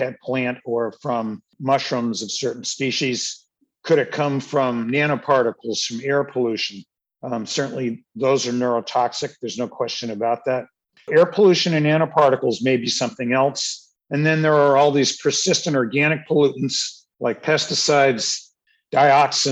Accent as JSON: {"language": "English", "area": "Cape Cod", "region": "Massachusetts", "country": "United States", "tie": "born or raised there", "said": "where I grew up on Cape Cod, the town reservoir has blooms every year"}